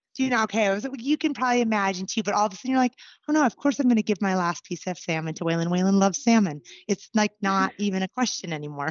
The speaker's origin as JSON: {"language": "English", "town": "Anchorage", "region": "Alaska", "country": "United States", "tie": "born or raised there", "moved": "as an adult", "lives_now": "Colorado, United States", "said": "I was born and raised in Anchorage."}